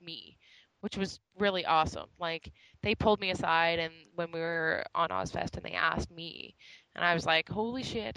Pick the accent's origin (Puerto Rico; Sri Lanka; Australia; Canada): Canada; we came from Canada. We're not American